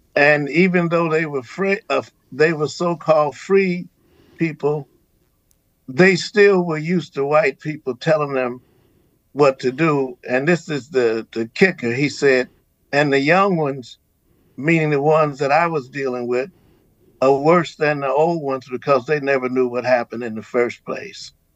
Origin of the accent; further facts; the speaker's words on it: Cincinnati, Ohio, United States; also born or lived in Montgomery, Alabama; I was born in uh, Montgomery, Alabama, oh, and okay. I grew up in Cincinnati